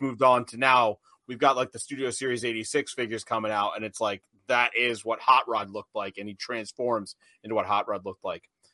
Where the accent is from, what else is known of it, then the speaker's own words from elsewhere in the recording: United States; I'm American.